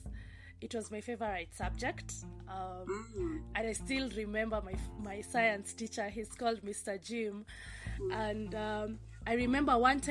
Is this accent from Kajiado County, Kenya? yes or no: yes; Ngong, Kajiado County, Kenya; I come from Kenya. Specifically Ngong, Kajiado County.